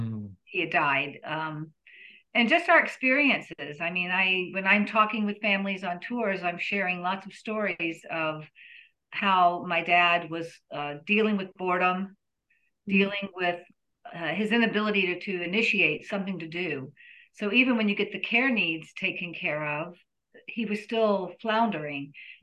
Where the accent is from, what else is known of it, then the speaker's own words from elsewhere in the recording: Nashville, Tennessee, United States; also born or lived in Baltimore; I worked in special ed for 17 years in Baltimore, but I'm from Nashville. I'm actually a third generation Nashvillian.